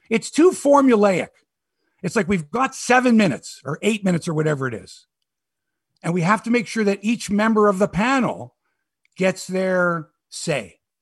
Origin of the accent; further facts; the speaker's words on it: Toronto, Ontario, Canada; I'm from Toronto.